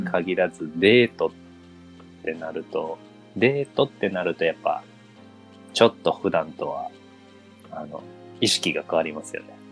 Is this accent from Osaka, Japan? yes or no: yes; Osaka, Japan; 僕、大阪生まれで、もう小さい時から行ってるし